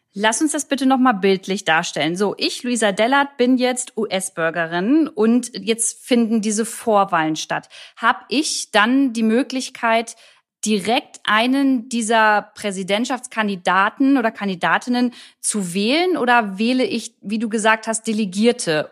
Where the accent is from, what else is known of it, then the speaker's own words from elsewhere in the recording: Germany; hier bei uns in Deutschland